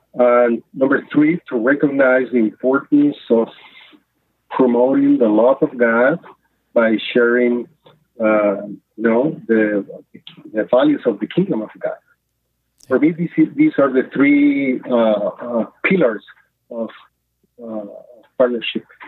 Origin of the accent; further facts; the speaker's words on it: Nicaragua; now in Mexico; I was born in Nicaragua um, more than 50 years ago